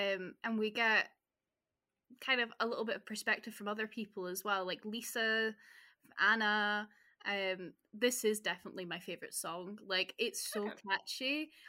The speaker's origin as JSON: {"language": "English", "region": "Scotland", "country": "United Kingdom", "said": "being Scottish"}